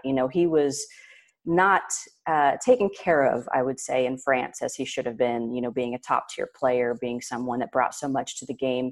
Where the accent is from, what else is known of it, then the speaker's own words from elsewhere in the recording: near Indianapolis, United States; in Indianapolis near my hometown